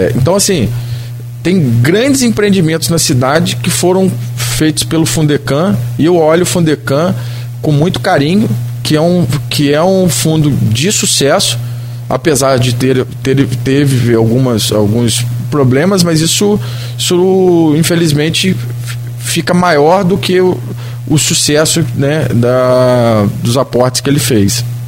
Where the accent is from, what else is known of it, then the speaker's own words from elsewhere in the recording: Baixada Campista, Rio de Janeiro, Brazil; sou da Baixada, né? Meu, minha família tem até uma cerâmica lá no, no Veiga ali